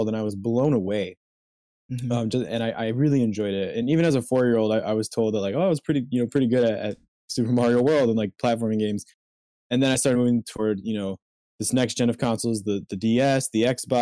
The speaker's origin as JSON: {"language": "English", "town": "Chicago", "region": "Illinois", "country": "United States", "said": "I'm from Chicago. So right now I'm just home due to the pandemic"}